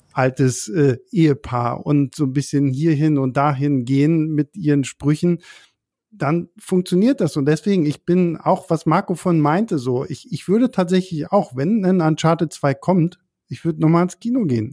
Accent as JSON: {"language": "German", "region": "Berlin", "country": "Germany", "said": "für uns als Berliner"}